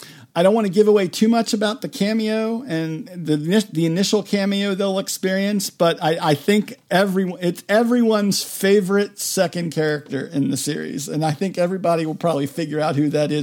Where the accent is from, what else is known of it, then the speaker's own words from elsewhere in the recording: Maryland, United States; the county where I grew up in Maryland